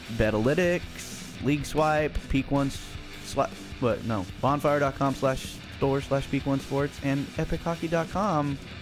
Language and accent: English; California, United States; we're from California